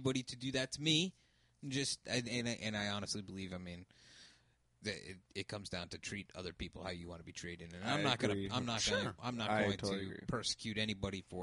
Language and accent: English; Newport Beach, California, United States; I was born in Newport Beach